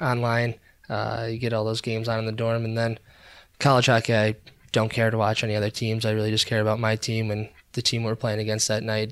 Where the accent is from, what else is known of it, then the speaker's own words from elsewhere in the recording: Rochester, New York, United States; moved away; growing up in Rochester